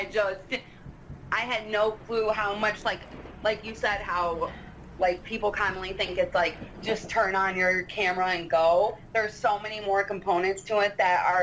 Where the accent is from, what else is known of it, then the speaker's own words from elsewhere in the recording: New York, United States; I'm from New York